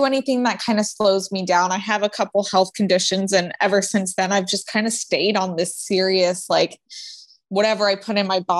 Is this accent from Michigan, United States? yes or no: no; Florida, United States; I grew up in Florida